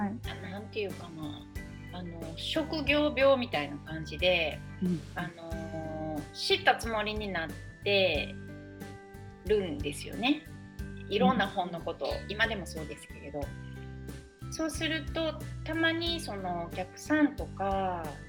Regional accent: Yokkaichi, Mie, Japan; moved away as an adult; now in Kyoto, Japan; なので私は三重四日市生まれ育ちで

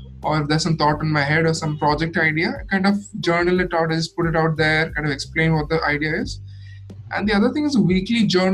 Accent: Kerala, India; I am from Kerala.

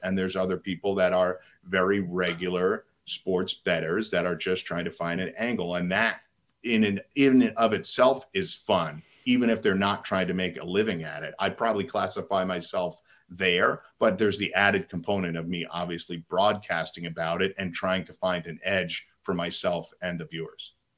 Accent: New York, United States; I grew up in New York

